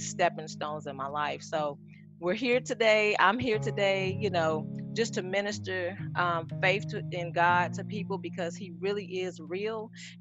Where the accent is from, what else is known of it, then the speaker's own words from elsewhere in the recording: Little Rock, Arkansas, United States; now in Atlanta, United States; I'm originally from Little Rock, Arkansas. I've been here in Atlanta, Georgia for over 13 years now.